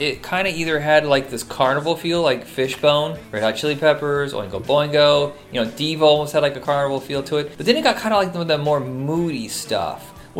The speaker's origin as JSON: {"language": "English", "region": "Indiana", "country": "United States", "tie": "born or raised there", "said": "where I grew up in Indiana, everybody listened to hair metal."}